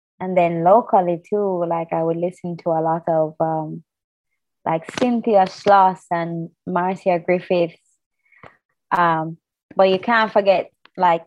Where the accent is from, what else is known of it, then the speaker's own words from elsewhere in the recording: Jamaica; as a Jamaican.